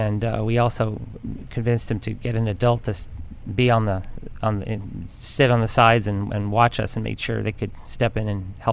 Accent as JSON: {"language": "English", "region": "Nova Scotia", "country": "Canada", "tie": "born or raised there", "also_born_or_lived": "Vermont, United States", "moved": "yes", "said": "I'm from Vermont, grew up in Nova Scotia."}